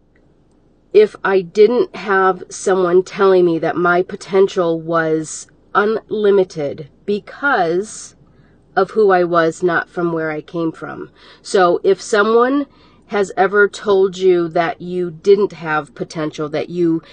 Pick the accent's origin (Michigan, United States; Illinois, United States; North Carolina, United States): Michigan, United States; Detroit; I'm a girl from Detroit, Michigan, that I lived, if you want to say, on the wrong side of the tracks